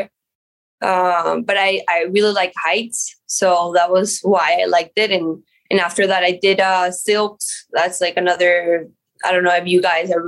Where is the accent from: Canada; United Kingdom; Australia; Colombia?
Colombia; also born or lived in Miami; I was born in Colombia, and I lived in Miami and then went back to Colombia when I was 3-4 years old.